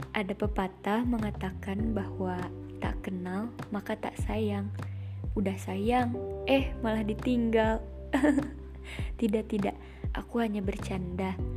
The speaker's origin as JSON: {"language": "Indonesian", "town": "Bandung", "region": "West Java", "country": "Indonesia", "said": "Aku berasal dari Bandung, dari kota sejuta cerita katanya."}